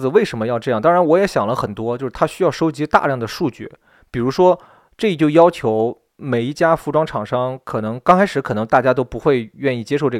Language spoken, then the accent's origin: Chinese; Shandong, China; 侮辱我们山东人的，这不是正八经的山东女孩儿